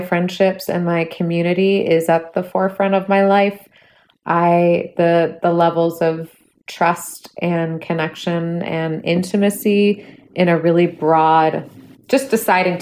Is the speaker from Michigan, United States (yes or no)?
no; Bay Area, California, United States; moved away as an adult; now in Minneapolis, United States; I'm from the Bay Area. I've lived there almost my entire life.